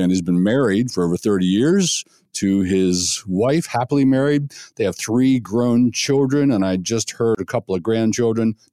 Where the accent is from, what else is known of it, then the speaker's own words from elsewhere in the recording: United Kingdom; I'm I'm a British rock musician.